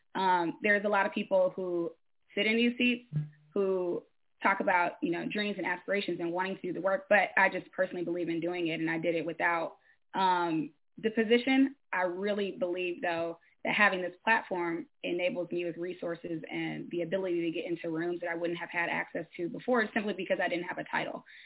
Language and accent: English; Detroit, Michigan, United States; now in Bellevue, United States; I'm from Michigan, from Detroit actually. Um, um, but currently I live in Bellevue, Pennsylvania